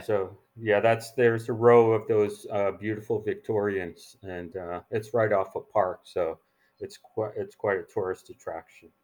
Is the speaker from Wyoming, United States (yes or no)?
no; northeastern New Jersey, United States; moved away as an adult; also born or lived in New Rochelle, New York / New York; now in San Francisco, United States; I was born in New Rochelle, New York, and then, um, mo, uh, I grew up in New Jersey, northeastern New Jersey.